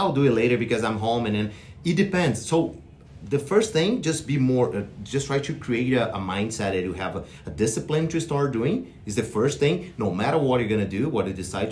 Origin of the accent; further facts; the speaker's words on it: Brazil; moved away as an adult; I'm from Brazil, and then I have my bachelor degree in kinesiology